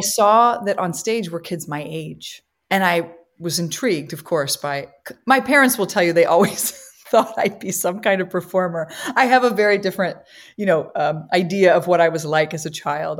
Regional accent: Midwest, United States; moved away as an adult; also born or lived in Copley, Ohio / Chicago, Illinois; now in New York, United States; I'm a Midwesterner

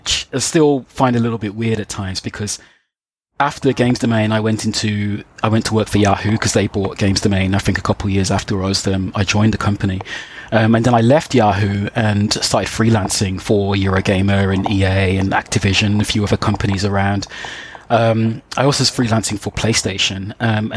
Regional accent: Birmingham, West Midlands, United Kingdom; back in my hometown in Birmingham

